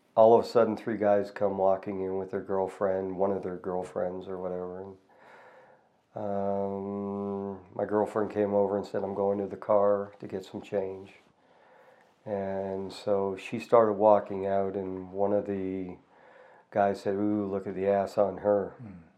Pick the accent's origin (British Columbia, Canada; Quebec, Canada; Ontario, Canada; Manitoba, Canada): Ontario, Canada; Toronto; now in Calgary, Canada; I was born in Toronto in 1965.